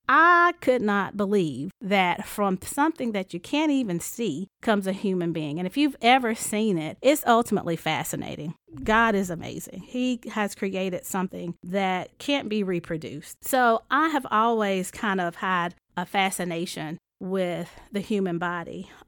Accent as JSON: {"language": "English", "town": "High Point", "region": "North Carolina", "country": "United States", "tie": "born or raised there", "said": "I'm from High Point, North Carolina, and it's a small town. When I graduated high school, said, \"I'm leaving and I'm never coming back.\""}